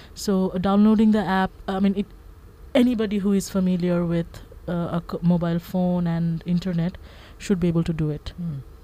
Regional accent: Bangladesh; I'm from Bangladesh, and that entire region is um, highly influenced by Bollywood

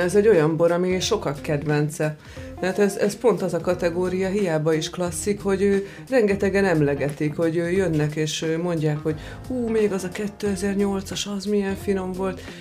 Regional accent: Zalaegerszeg, Zala, Hungary; moved away; also born or lived in Villány region (Kisharsány, Nagytótfalu); Én, én Zalaegerszegi vagyok, és bár volt szőlőnk

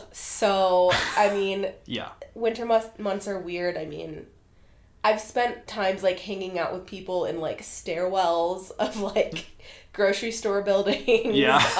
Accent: Chicago, Illinois, United States; moved away as an adult; now in Colorado, United States; I was in the city. I grew up in like Lincoln Park area

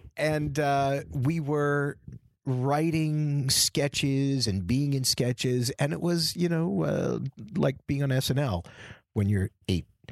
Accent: New York, United States; also born or lived in Boston; I was born in New York from, um, immigrant stock

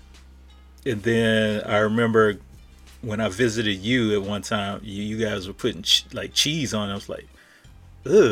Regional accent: Louisiana, United States; I'm from Louisiana

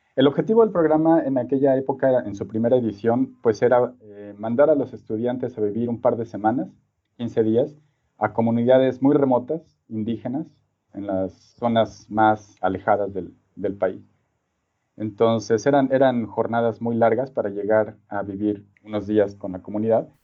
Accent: Mexico City, Mexico; moved away as an adult; also born or lived in Singapore / Sydney; soy originario de la Ciudad de México

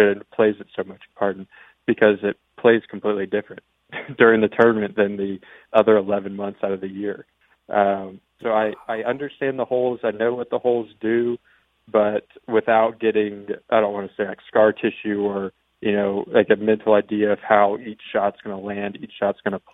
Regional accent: Winter Springs, Florida, United States; I grew up here in Orlando. I grew up in Winter Springs

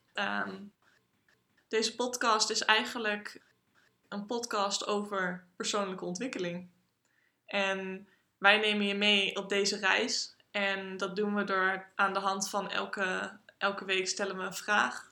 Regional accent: Groningen, Netherlands; Ik kom uit Groningen en ik woon in Groningen.

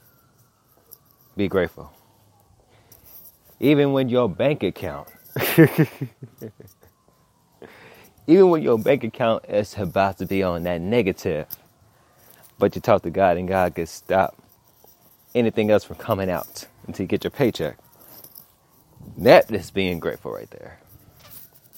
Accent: Los Angeles, California, United States; I'm from South Central

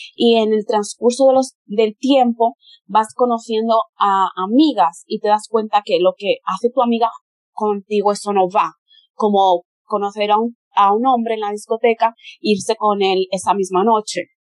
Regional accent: Spain; first language Spanish; moved away as an adult; also born or lived in Brazil; desde que yo nací en Brasil, mi madre me llevó a España, entonces empecé la escuela y toda la cosa en España desde que yo era un bebé

